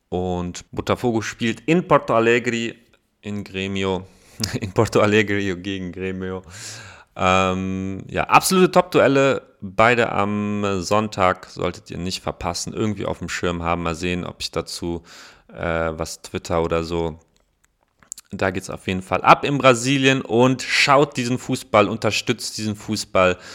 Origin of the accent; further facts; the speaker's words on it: Koblenz, Rhineland-Palatinate, Germany; meiner Heimatstadt Koblenz